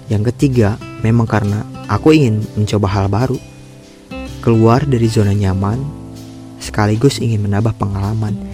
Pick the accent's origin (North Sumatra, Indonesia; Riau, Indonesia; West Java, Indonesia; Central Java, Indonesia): West Java, Indonesia; Sukabumi; moved away as an adult; now in Japan; Ya, saya merantau dari Sukabumi sampai ke negeri orang, yaitu ke Jepang.